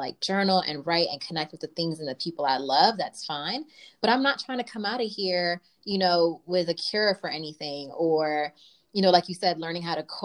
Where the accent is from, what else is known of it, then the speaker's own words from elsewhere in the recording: New York, United States; my hometown, New York